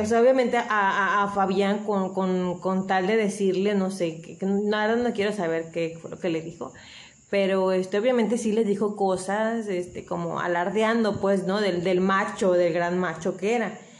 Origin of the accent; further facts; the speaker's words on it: Acapulco, Guerrero, Mexico; yo soy originaria de Acapulco